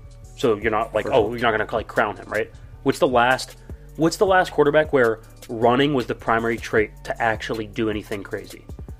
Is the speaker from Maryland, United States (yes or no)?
no; Plymouth, Massachusetts, United States; I'm from Plymouth.